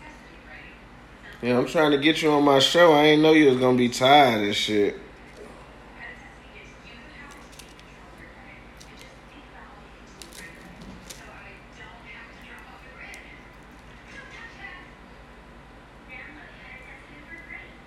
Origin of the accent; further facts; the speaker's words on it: Milwaukee, Wisconsin, United States; moved away; my hometown, Milwaukee, Wisconsin